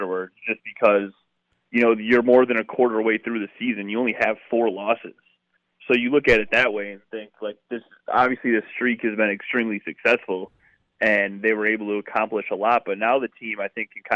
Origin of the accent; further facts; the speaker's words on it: Milwaukee, Wisconsin, United States; I'm from the South Side. I grew up over here where I grew up around more Cubs fans than Brewers fans